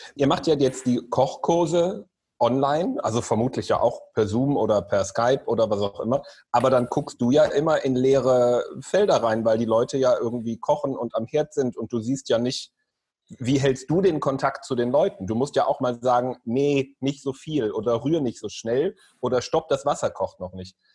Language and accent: German; Solingen, North Rhine-Westphalia, Germany; Ich komme ja aus Solingen, aus dem Bergischen Land, da isst man Grünkohl